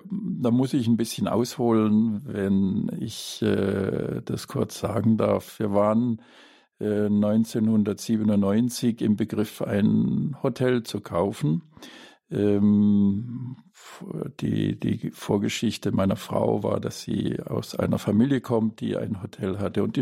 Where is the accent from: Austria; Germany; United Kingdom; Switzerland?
Germany; Baden-Württemberg; ich komme aus dem Schwarzwald und das waren circa vier Stunden, die wir hier unterwegs waren.